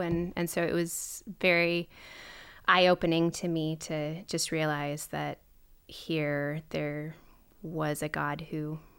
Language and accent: English; Minnesota, United States; I would claim I'm from Minnesota. I moved around a lot as a kid because I was a corporate brat and my dad would get transferred.